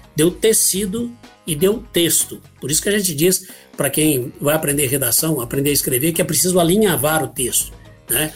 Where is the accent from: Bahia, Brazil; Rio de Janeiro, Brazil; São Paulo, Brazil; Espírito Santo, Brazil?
São Paulo, Brazil; Ribeirão Preto; also born or lived in Guaxupé, Minas Gerais / São José do Rio Pardo; eu nasci em Guaxupé, Minas Gerais, sul de Minas. E vim para cá muito pequeno, eu tinha quatro, cinco anos talvez. Eu me lembro da data que eu cheguei aqui em Ribeirão Preto